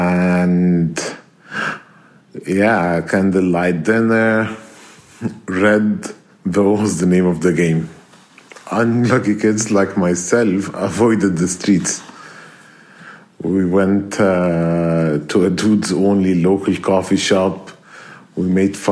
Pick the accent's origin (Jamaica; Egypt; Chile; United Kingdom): Egypt; Alexandria, Alexandria Governorate; moved away as an adult; now in Cairo, Egypt; I'm originally from Alexandria. I'm now living in Cairo